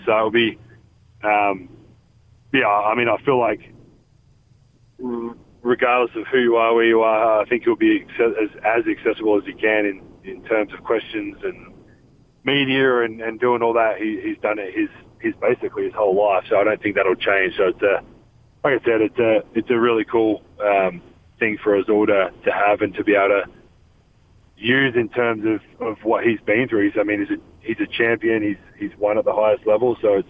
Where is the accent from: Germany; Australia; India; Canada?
Australia; moved away as an adult; now in United States; Growing up in Australia, it wasn't a destination that I thought I would ever.